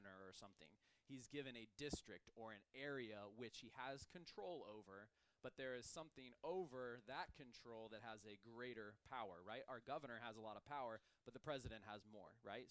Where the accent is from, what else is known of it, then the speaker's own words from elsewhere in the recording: United States; as an American